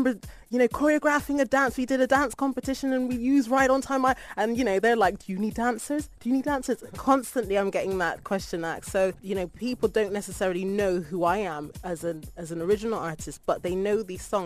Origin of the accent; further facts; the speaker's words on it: Bristol, South West England, United Kingdom; I'm from the UK. I was born in Bristol